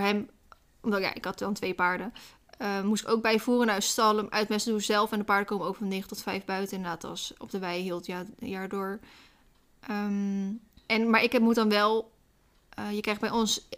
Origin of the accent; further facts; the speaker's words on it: Randstad, Netherlands; moved away; Ik kom zelf uit de Randstad